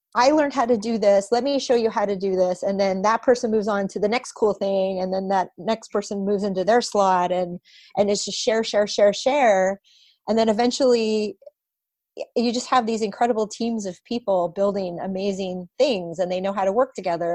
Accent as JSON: {"language": "English", "town": "Portland", "region": "Oregon", "country": "United States", "tie": "born or raised there", "moved": "yes", "lives_now": "Bay Area, United States", "said": "Portland, my hometown"}